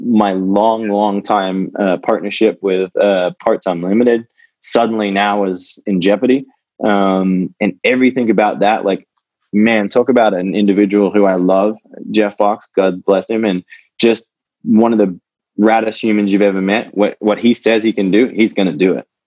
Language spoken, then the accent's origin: English; Australia; born or raised there; moved away as an adult